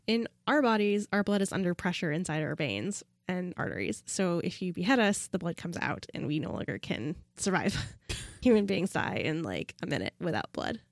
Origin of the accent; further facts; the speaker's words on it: Pacific Northwest, United States; I was born and raised in the Pacific Northwest